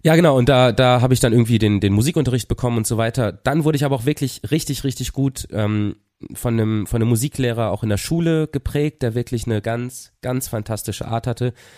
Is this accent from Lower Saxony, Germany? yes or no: yes; Papenburg, Lower Saxony, Germany; now in Cologne, Germany; in der Stadthalle Papenburg, wo ich herkomme